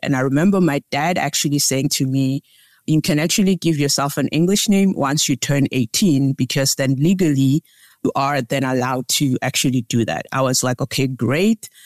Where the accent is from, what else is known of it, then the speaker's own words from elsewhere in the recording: South Africa; I was, uh, born and raised in South Africa